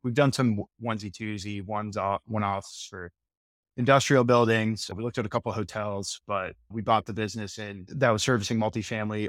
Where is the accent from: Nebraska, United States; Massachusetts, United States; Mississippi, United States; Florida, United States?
Florida, United States; Tampa; I was born and raised in Tampa, Florida, still here today